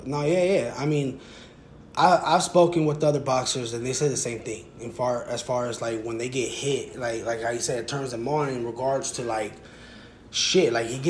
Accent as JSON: {"language": "English", "town": "Sacramento", "region": "California", "country": "United States", "tie": "born there", "lives_now": "Lancaster, United States", "said": "I was born in Sacramento when I moved out to SoCal out here in Lancaster."}